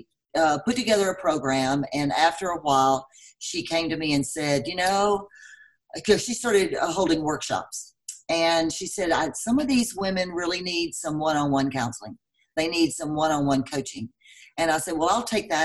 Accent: Texas, United States; moved away as an adult; now in Denver, United States; I'm from Texas, as you probably can tell by my accent. I've lived here for 15 years

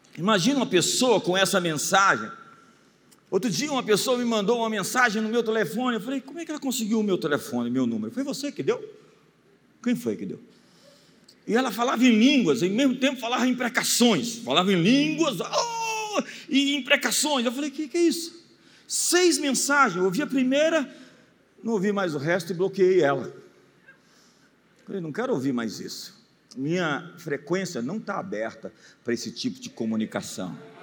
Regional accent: Brazil

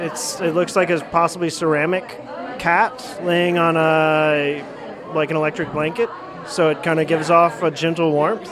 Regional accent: Dayton, Ohio, United States; I'm from Dayton, Ohio.

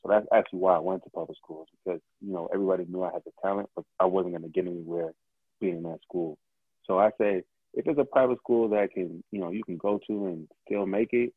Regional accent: Moreno Valley, California, United States; Valley is where I grew up. So it's about maybe an hour east down the 60 freeway

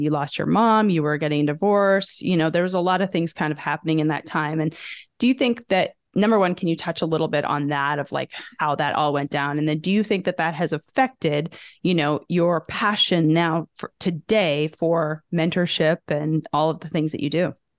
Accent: Canada; moved away as an adult; now in United States; growing up in Canada

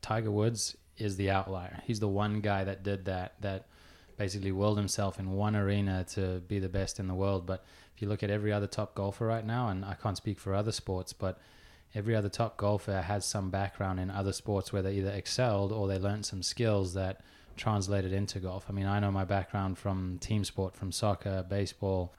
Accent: Johannesburg, Gauteng, South Africa; also born or lived in Pretoria; I grew up, I was born in Johannesburg, spent half my childhood there, half in Pretoria

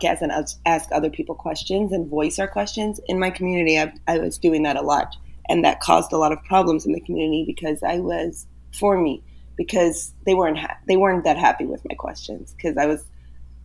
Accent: New York City, New York, United States; first language Yiddish; English is a second language; I was raised in Brooklyn, in Borough Park, in a Hasidic home

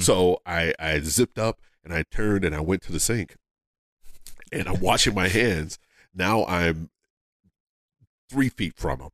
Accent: Philadelphia, Pennsylvania, United States; I'm from Philadelphia

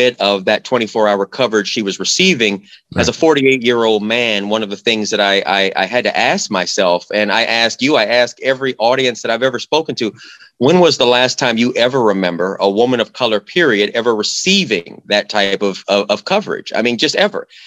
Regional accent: Phoenix, Arizona, United States; I'm from Phoenix, Arizona, originally from Phoenix.

